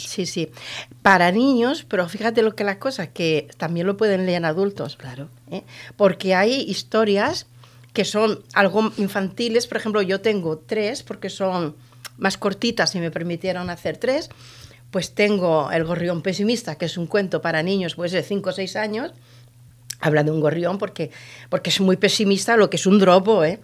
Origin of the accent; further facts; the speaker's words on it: Andalusia, Spain; soy de un pueblo del sur, de, de la provincia de Almería, de marineros